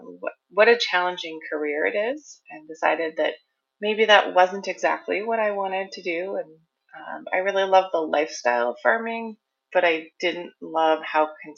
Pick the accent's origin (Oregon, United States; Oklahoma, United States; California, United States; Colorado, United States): Oregon, United States; So I am a Pacific Northwest native girl. I was born and raised in Oregon